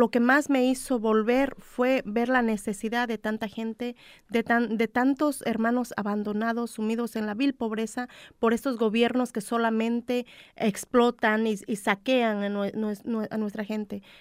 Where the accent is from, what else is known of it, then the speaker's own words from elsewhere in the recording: Mexico; México es hermoso, me encanta México, orgullosamente de, mi, de mis raíces, de mi tierra